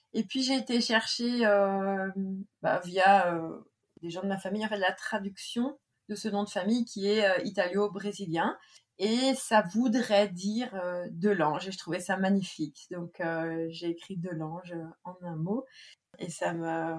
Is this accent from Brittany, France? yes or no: yes; central Brittany, France; moved away; also born or lived in Saint-Malo; On a habité avec mes parents. Mes parents habitent toujours là. En fait, c'est un petit village qui s'appelle plexurier et qui est situé euh, vraiment en plein milieu de la Bretagne.